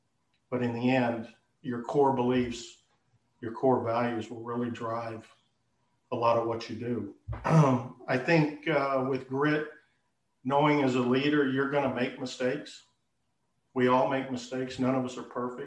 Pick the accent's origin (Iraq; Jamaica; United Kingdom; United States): United States; Texas; moved away as an adult; I'm born and raised in Texas. I lived various locations throughout Texas.